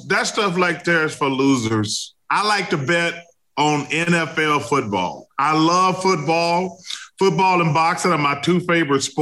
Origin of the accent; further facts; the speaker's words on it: the South, United States; I'm from the South, but I'm Southern. I'm not country.